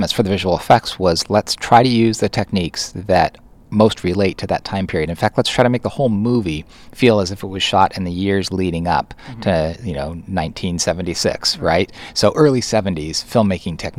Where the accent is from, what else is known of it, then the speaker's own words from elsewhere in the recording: Southern California, United States; where I grew up down in Southern California